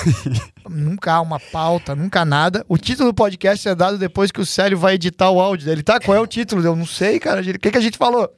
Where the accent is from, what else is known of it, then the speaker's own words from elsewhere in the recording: Santa Catarina, Brazil; now in United States; lá de Santa Catarina, onde todos nós somos de Santa Catarina